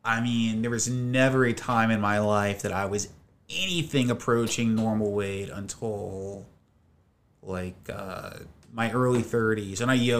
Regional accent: Dayton, Ohio, United States; also born or lived in Toledo, Ohio / Portugal; I grew up in Dayton, Ohio, which is about an hour north of Cincinnati.

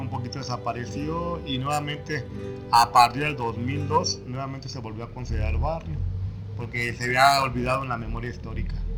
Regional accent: Uruapan, Michoacán, Mexico; soy del barrio de San Juan Evangelista.

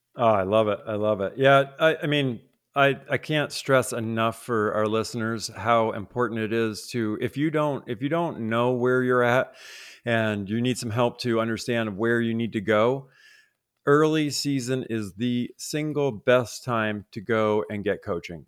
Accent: Vermont, United States; Growing up in Vermont

